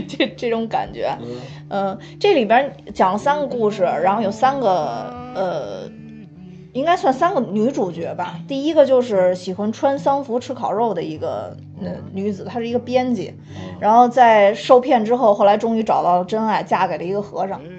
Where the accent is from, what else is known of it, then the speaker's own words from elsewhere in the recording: China; 我们说中国来的